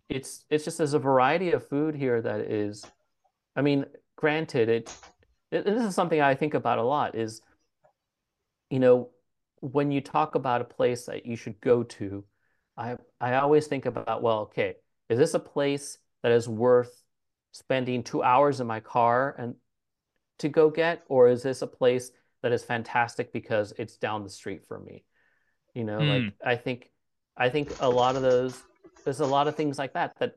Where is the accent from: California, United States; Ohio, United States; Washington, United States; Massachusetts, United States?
California, United States; Fremont; also born or lived in Vallejo, California; where I grew up in Fremont